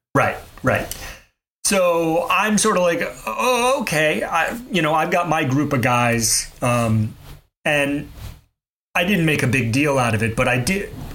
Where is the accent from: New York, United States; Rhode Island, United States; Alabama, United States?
Alabama, United States; Mobile; I grew up in Mobile, Alabama